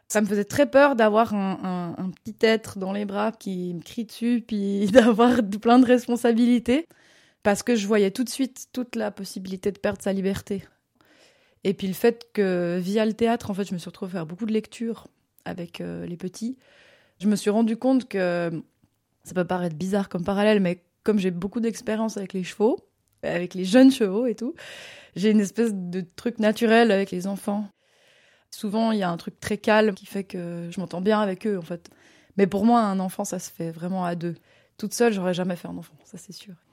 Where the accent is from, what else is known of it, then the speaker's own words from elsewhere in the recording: Morges, Vaud, Switzerland; je suis née à Morges euh, il y a 32 ans et euh, je suis euh, comédienne et musicienne basée dans la région vaudoise mais je travaille pas mal en France aussi.